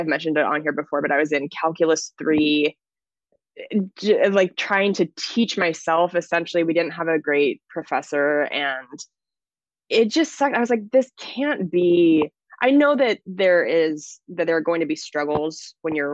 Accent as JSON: {"language": "English", "region": "Washington", "country": "United States", "tie": "born or raised there", "also_born_or_lived": "Los Angeles", "moved": "as an adult", "said": "I moved to my hometown in Washington State"}